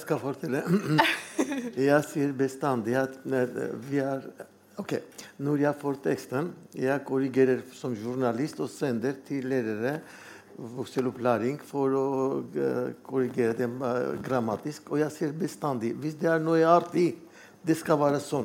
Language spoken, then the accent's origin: Norwegian; Armenia; Norwegian is a second language; moved away as an adult; now in Norway; jeg er armener. Og det var tre år i Norge